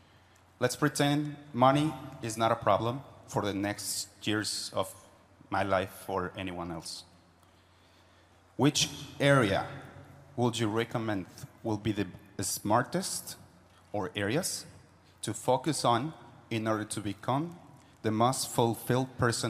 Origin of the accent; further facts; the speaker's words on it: Mexico; English is a second language; I'm from Mexico, but it's known as Rich the Realtor.